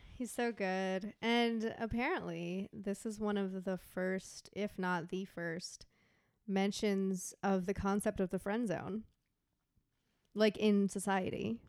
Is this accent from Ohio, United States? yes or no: no; Texas, United States; we grew up in Texas where, you know, it, there's a lot of thunderstorms